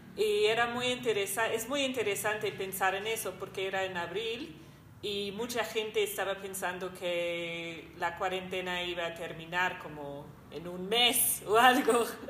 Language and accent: Spanish; New Zealand; moved away as an adult; soy de Nueva Zelanda he vivido acá como dos años y media